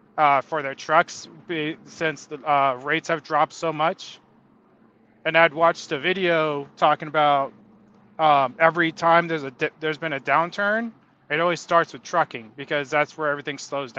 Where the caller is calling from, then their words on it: California, United States; I live in Southern California.